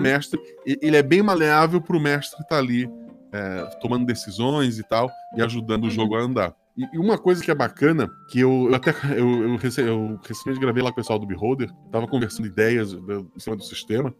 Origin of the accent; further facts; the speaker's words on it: Florianópolis, Santa Catarina, Brazil; numa ilha distante, inclusive, e que é Florianópolis, é o lugar onde eu nasci.